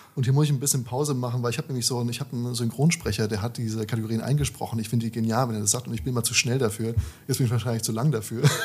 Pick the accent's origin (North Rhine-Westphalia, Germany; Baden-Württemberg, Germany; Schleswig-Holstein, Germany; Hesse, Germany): Hesse, Germany; Darmstadt; moved away as an adult; now in Berlin, Germany; Ich sitze heute hier in meiner Heimatstadt in, äh, in Darmstadt